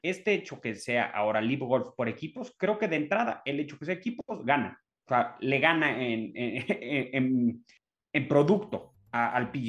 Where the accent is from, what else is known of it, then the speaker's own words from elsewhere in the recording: Mexico; nosotros como mexicanos